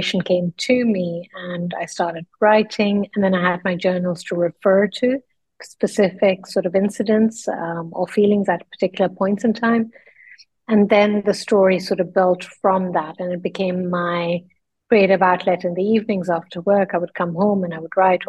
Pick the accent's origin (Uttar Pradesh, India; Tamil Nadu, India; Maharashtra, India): Uttar Pradesh, India; Lucknow; moved away as an adult; also born or lived in London; I grew up then in the northern part of India in a small town. It's a Muslim city. It's called Lucknow